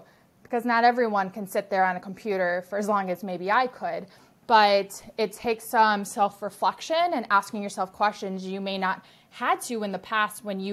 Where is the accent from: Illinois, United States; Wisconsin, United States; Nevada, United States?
Wisconsin, United States; Milwaukee; I'm back home in my hometown of Milwaukee, Wisconsin